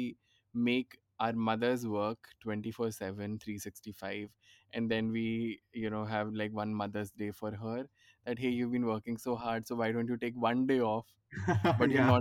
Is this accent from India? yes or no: yes; Mumbai, Maharashtra, India; moved away as an adult; also born or lived in Ahmedabad; now in Pune, India; I'm from Bombay